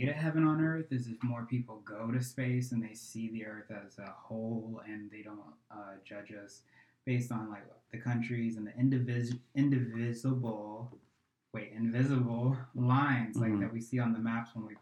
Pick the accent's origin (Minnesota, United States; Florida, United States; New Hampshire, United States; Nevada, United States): Florida, United States; Milton; moved away as an adult; also born or lived in Carrollton, Georgia / Jacksonville, Florida / New York; I ended up growing up in Pensacola Beach, Florida, actually Milton, a smaller town